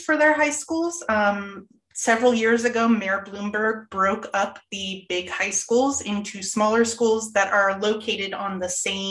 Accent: Florida, United States; I came from Florida. All right. So I got my certification in ELA when I came up here.

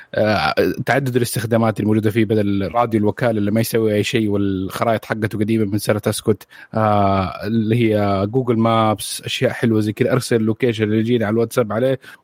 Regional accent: Saudi Arabia; عندنا في السعوديه

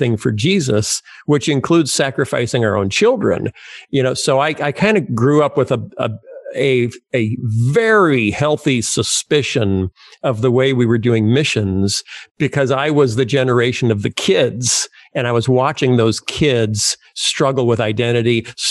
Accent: Wheaton, Illinois, United States; also born or lived in Muscatine, Iowa / Chicago, Illinois; I grew up in Wheaton, Illinois, and after we left Muscatine, Iowa.

